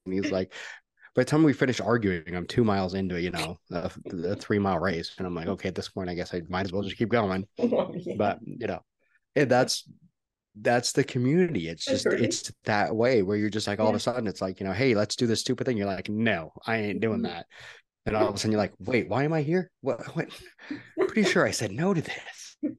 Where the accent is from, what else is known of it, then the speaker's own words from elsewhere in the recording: Canada; also born or lived in Seattle; now in Texas, United States; Yeah. I'm Canadian. That's why I live in Texas.